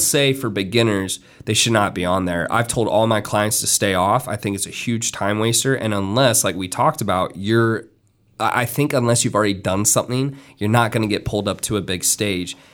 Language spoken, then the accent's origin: English; Miami, Florida, United States; I'm from Miami